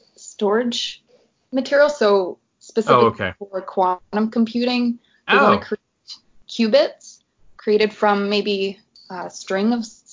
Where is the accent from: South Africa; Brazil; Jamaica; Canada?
Canada; Prince Edward Island; I was born in Prince Edward Island, so the tiniest province in Canada.